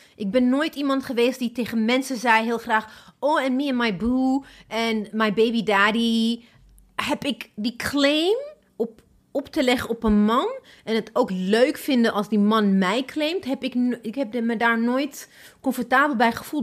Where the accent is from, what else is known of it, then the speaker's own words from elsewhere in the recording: Ethiopia; now in Netherlands; ik kom hier uit Ethiopië